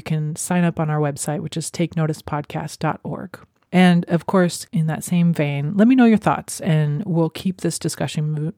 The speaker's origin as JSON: {"language": "English", "town": "Arlington", "region": "Washington", "country": "United States", "tie": "born or raised there", "moved": "yes", "said": "I grew up in Arlington as well, so I am familiar with calling it home"}